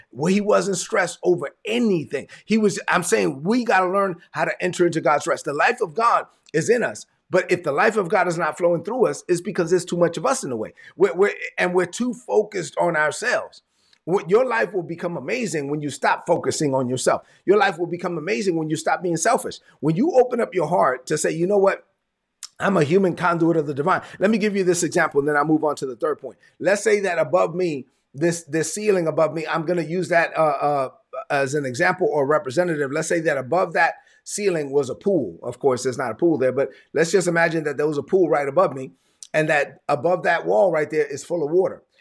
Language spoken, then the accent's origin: English; New York City, New York, United States; moved away; I'm from Brooklyn.